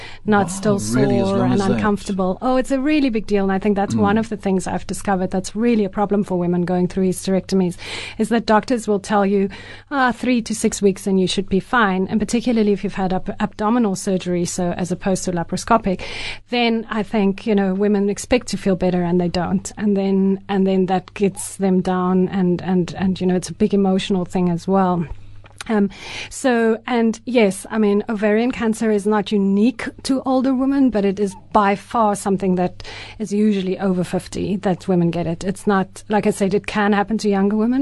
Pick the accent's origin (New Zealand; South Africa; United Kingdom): South Africa; first language Afrikaans; English is a second language; also born or lived in Ireland